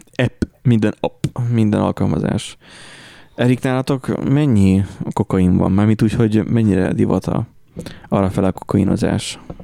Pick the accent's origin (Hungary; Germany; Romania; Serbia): Hungary; magyarok vagyunk